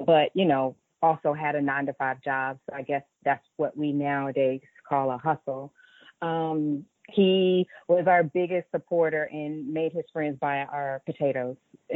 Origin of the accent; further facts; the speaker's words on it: Raleigh, North Carolina, United States; moved away; also born or lived in Atlanta, Georgia; I grew up in Raleigh, North Carolina, so I'm a down south girl. Grew up in Raleigh, North Carolina, but Atlanta raised me